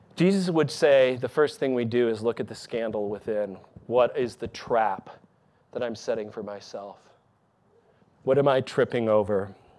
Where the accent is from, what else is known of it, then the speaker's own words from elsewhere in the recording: Michigan, United States; moved away; my hometown in Michigan.